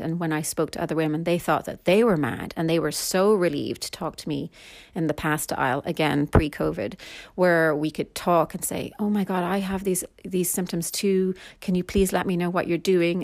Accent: Ireland; I am Irish

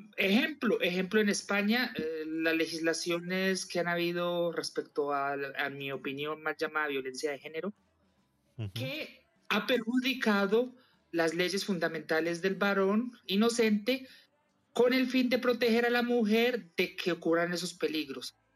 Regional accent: Colombia; moved away as an adult; now in Madrid, Spain; yo soy colombiano, vivo en Madrid, llevo 17 años

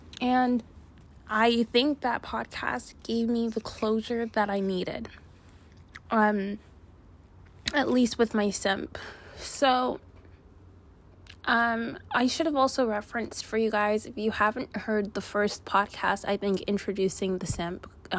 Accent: Canada; ou guys know I'm from Canada, and in the fall, in the winter, it gets so cold.

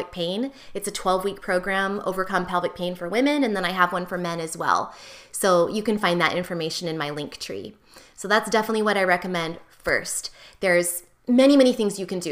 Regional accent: United States; as an American

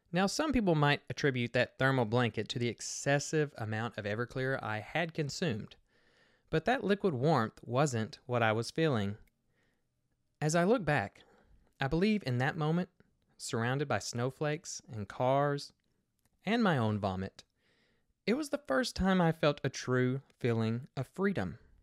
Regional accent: Kentucky, United States; I grew up in the Bible Belt of Kentucky myself

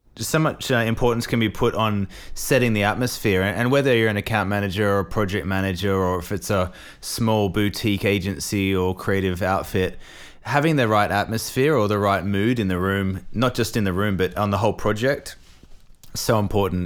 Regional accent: Australia; also born or lived in England; now in Milan, Italy; I'm a Australian who lived in England for too long

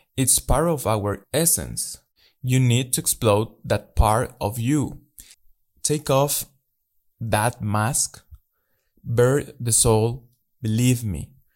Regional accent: Mexico; English is a second language; I'm from Mexico

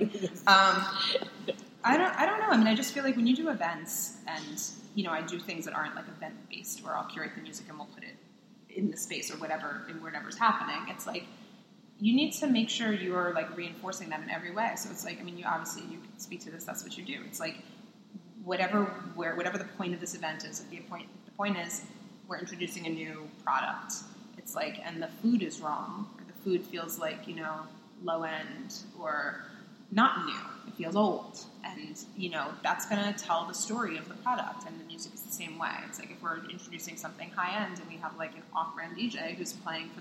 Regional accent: Long Island, New York, United States; I'm Jewish. I'm from New York

